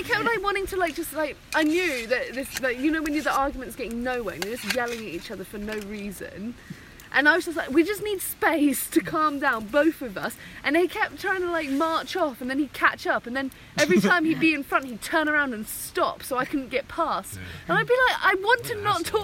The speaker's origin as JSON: {"language": "English", "country": "United Kingdom", "moved": "as an adult", "lives_now": "Oregon, United States", "said": "being a Brit"}